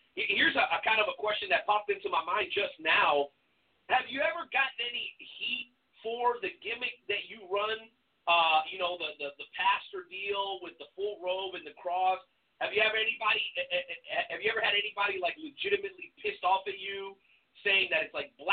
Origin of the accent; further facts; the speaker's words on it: Boca Raton, Florida, United States; moved away as an adult; also born or lived in Mexico; I'm originally from the Southeast Coast, I'm from Boca Raton